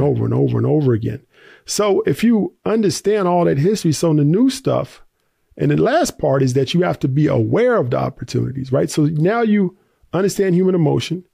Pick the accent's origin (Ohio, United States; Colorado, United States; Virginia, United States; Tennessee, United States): Tennessee, United States; I grew up in the South, uh, Tennessee